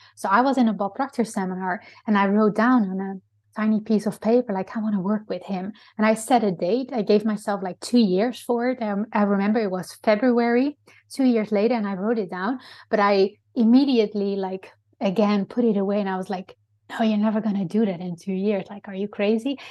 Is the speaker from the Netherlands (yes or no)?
yes; Netherlands; English is a second language; moved away; I'm originally from Holland